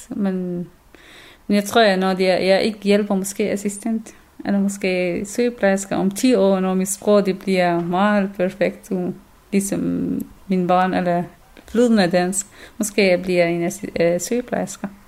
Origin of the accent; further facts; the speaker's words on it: Syria; Danish is a second language; now in Denmark; Øh, jeg er syrer, øh, jeg er kurder fra Syrien, så selvom jeg bor her 1000 år eller 100 år, så det, det er jeg.